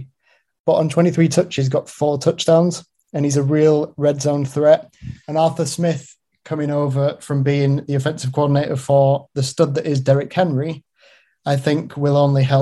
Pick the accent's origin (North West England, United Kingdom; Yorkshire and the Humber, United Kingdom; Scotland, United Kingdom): North West England, United Kingdom; Bolton; am from Bolton, so I did come through the Bolton school system